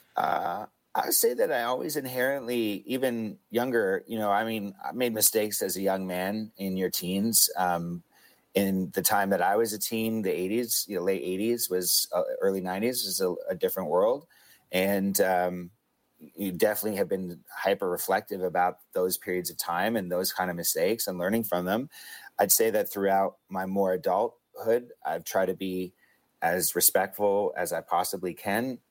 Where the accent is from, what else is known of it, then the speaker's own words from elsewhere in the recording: Hamilton, Ontario, Canada; three white guys from my hometown of Hamilton